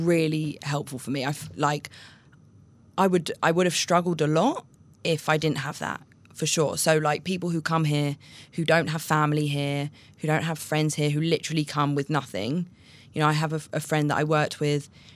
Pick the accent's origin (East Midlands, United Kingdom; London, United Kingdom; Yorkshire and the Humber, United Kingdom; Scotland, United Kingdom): London, United Kingdom; moved away as an adult; now in Israel; I came from London. I moved to Israel 4.5 years ago now.